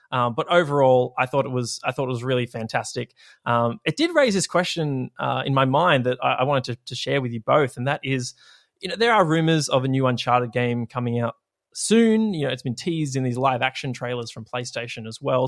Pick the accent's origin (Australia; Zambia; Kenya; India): Australia; it's hellfire down here